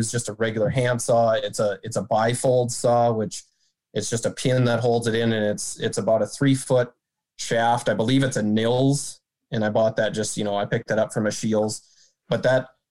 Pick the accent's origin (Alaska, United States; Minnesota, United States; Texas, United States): Minnesota, United States; Marshall; now in East Grand Forks, United States; So I grew up in Southwest Minnesota, Marshall, Minnesota. I currently reside in East Grand Forks, Minnesota